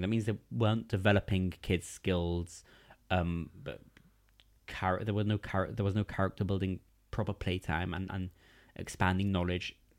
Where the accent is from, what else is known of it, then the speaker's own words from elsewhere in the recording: London, United Kingdom; English is a second language; also born or lived in Gateshead; I grew up in East London